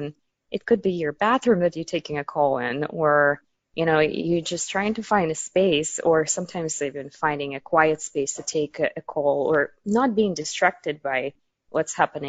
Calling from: New York, United States; Calling from New York in Manhattan, where I've been going through the whole pandemic.

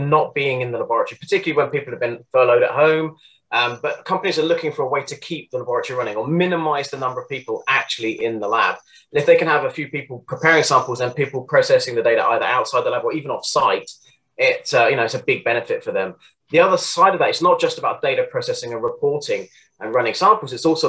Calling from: South West England, United Kingdom; I live in the southwest of the UK, just kind of southwest of Bristol, anyway, just near Weston-super-Mare, for those who might know, down in Somerset.

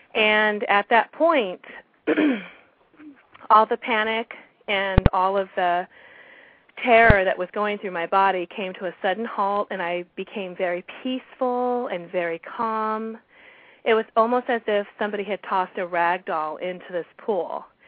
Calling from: California, United States; I'm calling from California.

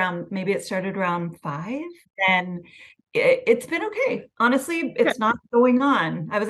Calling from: Oakland, California, United States; I'm calling in from Oakland.

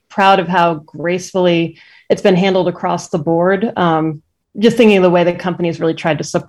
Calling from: Medford, Massachusetts, United States; I'm in Medford, Massachusetts right now, which okay. is just a little bit north of Boston.

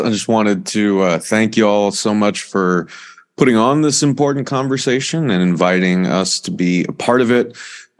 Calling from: Baltimore, Maryland, United States; I am calling in from Baltimore in the United States, from the Real News Network studio here in Baltimore.

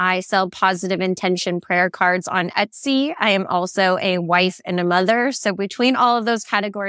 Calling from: Phoenix, Arizona, United States; I'm in Phoenix and it's about 115.

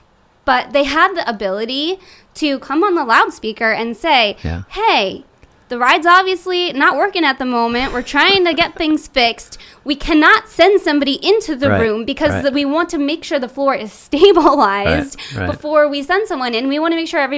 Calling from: Gilbertsville, Pennsylvania, United States; Yeah, Gilbertsville, Pennsylvania.

